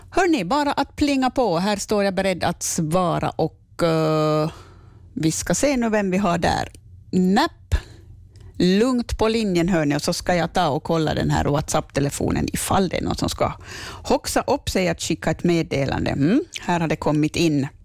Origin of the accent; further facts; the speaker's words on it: Nykarleby, Ostrobothnia, Finland; Jag är från Nykabi.